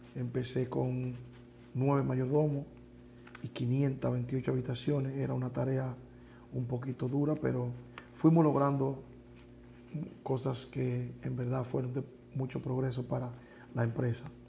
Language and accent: Spanish; Dominican Republic; now in Mexico; Soy dominicano